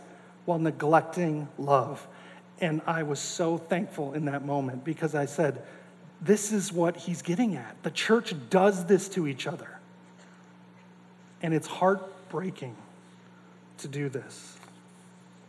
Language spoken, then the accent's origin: English; North Dakota, United States; I grew up in North Dakota